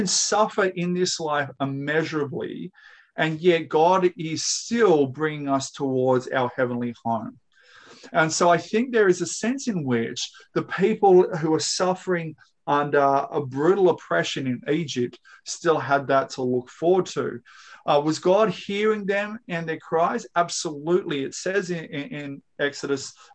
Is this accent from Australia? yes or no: yes; Australia; I am, you are, we're all Australian